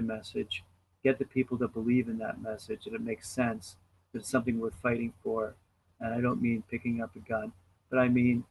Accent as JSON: {"language": "English", "country": "Canada", "said": "as a Canadian"}